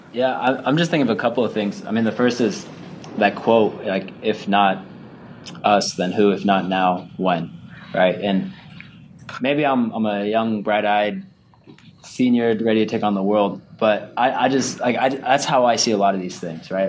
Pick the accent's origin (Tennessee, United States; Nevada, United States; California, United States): Nevada, United States; Las Vegas; sitting back home in Las Vegas